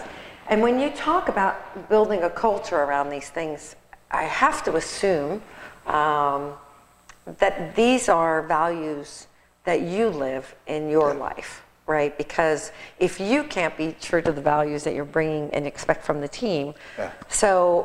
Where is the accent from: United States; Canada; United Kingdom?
United States; New York; I'm from New York